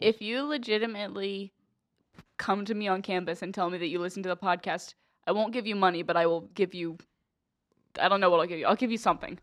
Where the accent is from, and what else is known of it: Plain City, Ohio, United States; born or raised there; also born or lived in London, Ohio